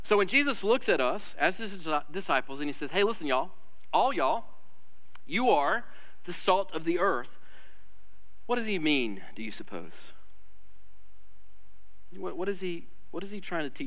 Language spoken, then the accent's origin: English; Alabama, United States; I'm from Alabama